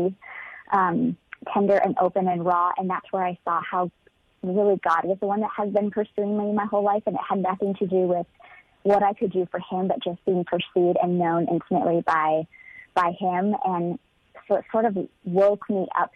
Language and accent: English; California, United States; moved away as an adult; also born or lived in Nashville area, Tennessee; now in Nashville, United States; born and raised in California